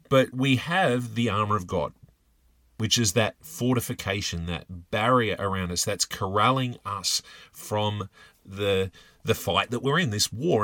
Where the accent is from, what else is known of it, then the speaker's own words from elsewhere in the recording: Australia; I'm from Australia